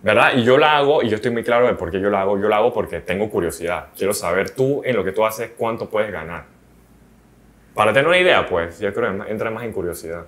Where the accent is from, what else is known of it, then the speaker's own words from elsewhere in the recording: Panama; somos panameños